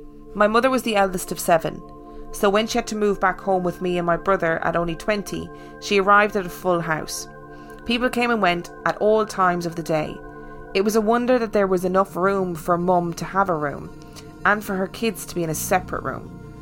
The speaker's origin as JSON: {"language": "English", "country": "United States", "said": "Side note, I'm American, but my girlfriend is from Dunfermline."}